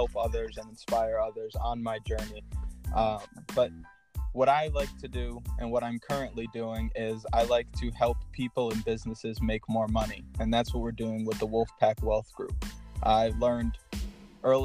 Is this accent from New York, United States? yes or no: yes; Schenectady, New York, United States; also born or lived in North Carolina; I grew up in the Schenectady area. I was originally born in North Carolina. Moved to upstate New York shortly after, and I've lived in the Schenectady area for the last 17 years